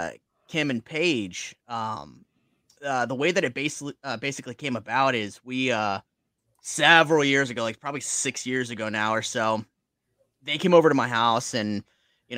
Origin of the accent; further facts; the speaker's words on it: Virginia, United States; we're from Virginia and we're in New Jersey